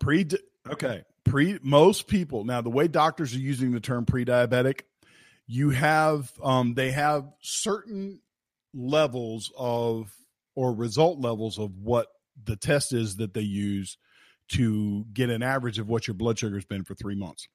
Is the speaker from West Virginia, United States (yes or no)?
yes; West Virginia, United States; I'm from West Virginia